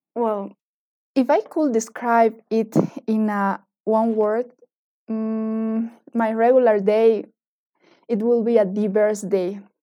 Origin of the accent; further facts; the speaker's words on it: eastern Bolivia, Bolivia; now in Cochabamba, Bolivia; I was born and grew up in the Bolivian East, where we can find part of the Amazon and the Gran Chaco Boliviano.